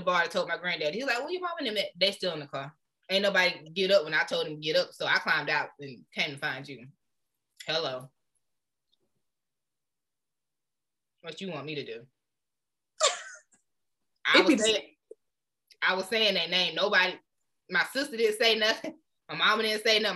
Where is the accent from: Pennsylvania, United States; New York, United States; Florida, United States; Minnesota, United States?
Florida, United States; moved away; also born or lived in Anderson; when we was growing up in Florida